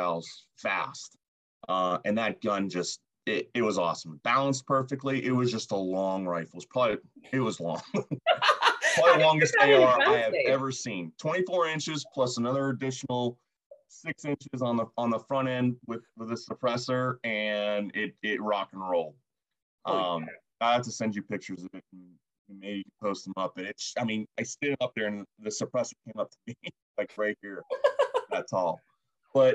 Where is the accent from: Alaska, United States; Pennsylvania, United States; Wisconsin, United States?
Pennsylvania, United States; Pittsburgh; I grew up in Pittsburgh, just north of Pittsburgh.